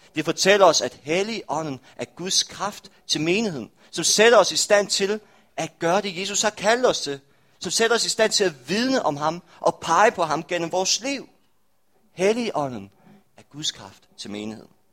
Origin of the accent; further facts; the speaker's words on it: Rødding, Denmark; now in Aarhus, Denmark; kirken i Røding, hvor jeg er fra